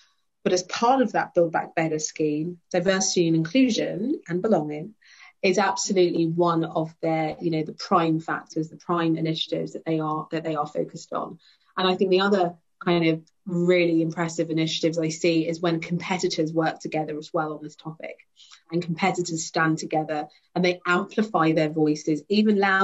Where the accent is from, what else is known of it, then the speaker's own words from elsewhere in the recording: London, United Kingdom; also born or lived in Brixton, London; growing up in Wimbledon, which is very predominantly white.